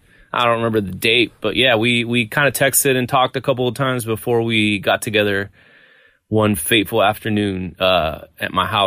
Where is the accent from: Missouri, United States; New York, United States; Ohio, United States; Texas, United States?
Texas, United States; Laredo; moved away as an adult; now in Austin, United States; I'm from South Texas. I'm from Laredo, Texas.